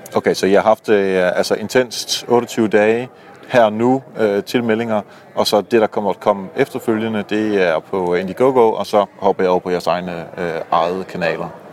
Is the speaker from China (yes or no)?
no; Netherlands; moved away; Jeg er jo hollænder, øh, hvor, øh, Kasper også bor. Øhm, så jeg var hjemme og, øh, besøge moderlandet